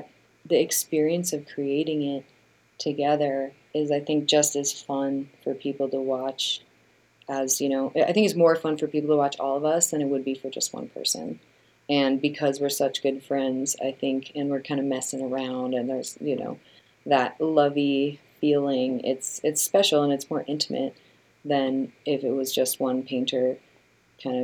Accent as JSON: {"language": "English", "town": "Chicago", "region": "Illinois", "country": "United States", "tie": "born or raised there", "said": "I grew up in the Midwest, I grew up in Chicago"}